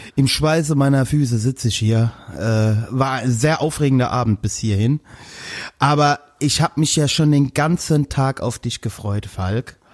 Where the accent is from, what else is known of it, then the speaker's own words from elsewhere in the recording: Westerwald, Rhineland-Palatinate, Germany; ich komme aus dem Westerwald